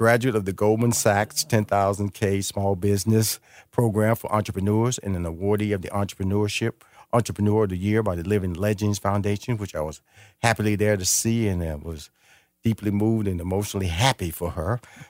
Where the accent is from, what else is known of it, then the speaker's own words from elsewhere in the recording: Missouri City, Texas, United States; This is important because I grew up near Missouri City.